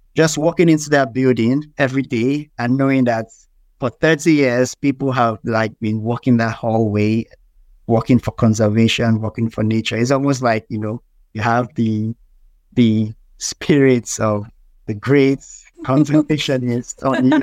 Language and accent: English; Nigeria; being a Nigerian